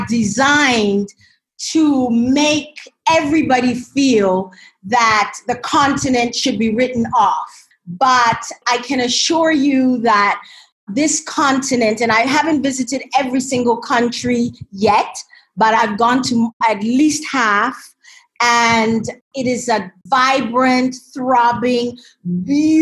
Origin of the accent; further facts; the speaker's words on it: Jamaica; now in Ghana; I grew up in Jamaica